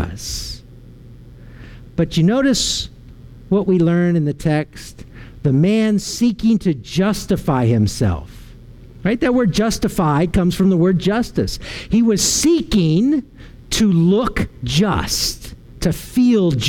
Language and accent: English; Arlington, Virginia, United States; moved away; also born or lived in Waco, Texas; I was driving home from Waco all the way to Arlington, Virginia